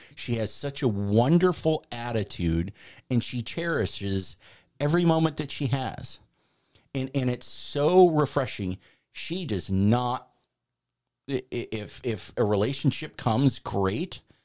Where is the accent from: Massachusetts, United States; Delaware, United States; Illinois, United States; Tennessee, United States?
Illinois, United States; Chicago; now in Florida, United States; I grew up in Chicago